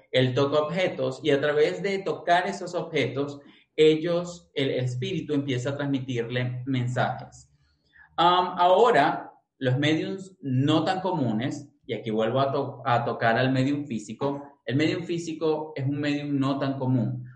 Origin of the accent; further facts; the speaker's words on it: Caracas, Capital District, Venezuela; nacido y crecido en Venezuela, en Caracas